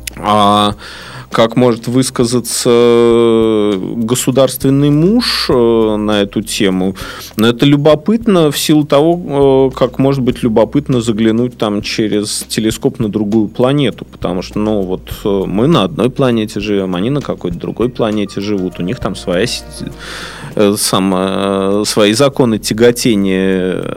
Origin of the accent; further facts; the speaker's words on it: Saint Petersburg, Russia; Я здесь родился, я здесь вырос, я люблю Питер, я ленинградец, петербуржец